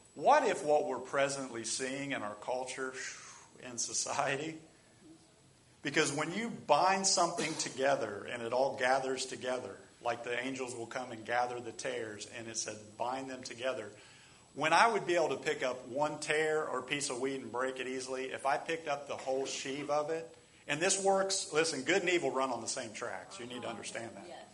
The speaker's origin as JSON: {"language": "English", "country": "United States", "said": "That's how we are as American Christians"}